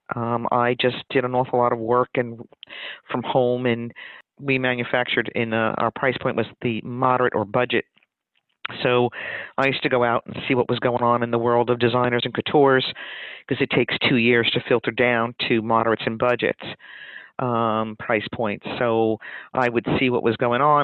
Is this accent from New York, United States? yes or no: yes; New York City, New York, United States; I was born in Brooklyn